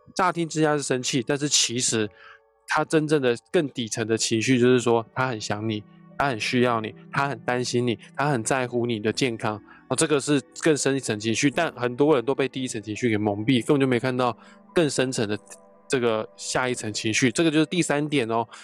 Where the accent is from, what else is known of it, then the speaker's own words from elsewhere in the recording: Taiwan; 当然我是台湾人